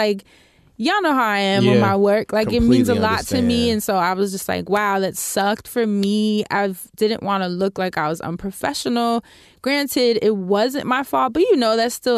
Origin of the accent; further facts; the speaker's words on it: New York City, New York, United States; being a New Yorker, but I've been here my whole life.